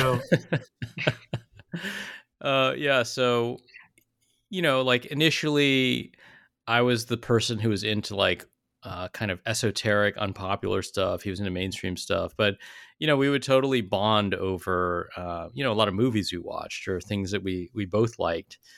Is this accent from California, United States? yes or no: yes; South Bay, Silicon Valley, California, United States; I grew up in the South Bay, like Silicon Valley, in the '80s and '90s